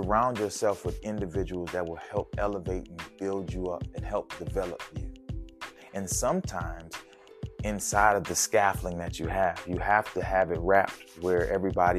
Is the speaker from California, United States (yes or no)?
no; New Orleans, Louisiana, United States; my hometown of New Orleans